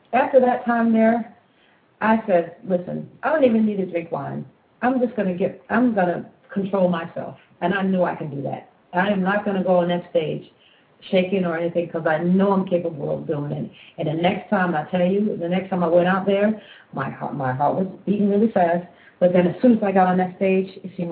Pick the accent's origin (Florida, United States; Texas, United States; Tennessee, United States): Florida, United States; first language English; moved away as an adult; also born or lived in Jersey City, New Jersey / Italy; I'm from Florida, I'm born in Jersey